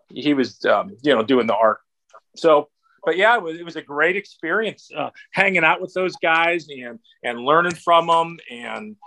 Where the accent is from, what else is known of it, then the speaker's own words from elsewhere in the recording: Cleveland, Ohio, United States; I actually grew up in Cleveland